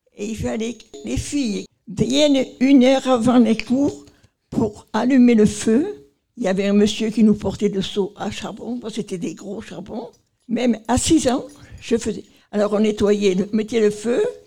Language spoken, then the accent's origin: French; Marseille, Provence-Alpes-Côte d'Azur, France; Chez nous, à Marseille